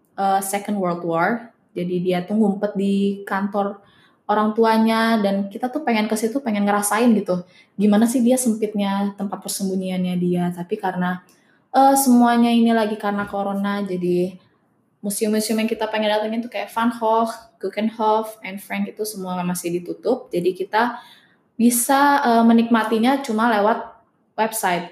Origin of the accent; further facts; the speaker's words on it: Indonesia; moved away as an adult; now in Netherlands; kita dari Indo